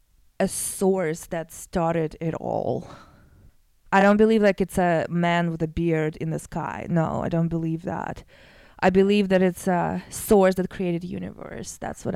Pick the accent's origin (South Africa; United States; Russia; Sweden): Russia; moved away; also born or lived in Canada; I'm from Russia.